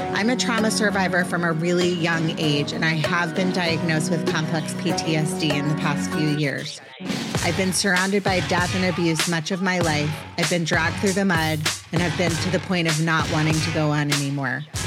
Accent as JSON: {"language": "English", "country": "United States", "said": "I'm American. I have the most annoying accent on the planet."}